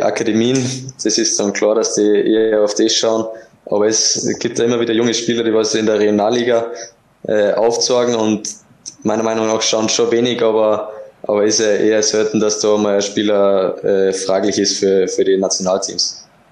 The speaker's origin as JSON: {"language": "German", "town": "Kuchl", "region": "Salzburg", "country": "Austria", "tie": "born or raised there", "moved": "as an adult", "lives_now": "Linz, Austria", "said": "meine Heimat ist natürlich immer wieder Kuchel"}